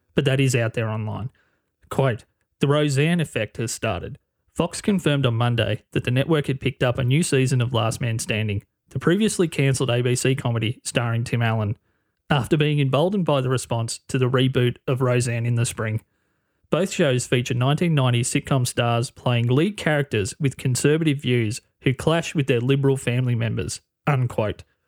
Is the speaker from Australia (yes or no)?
yes; Australia; being an Australian, half a world away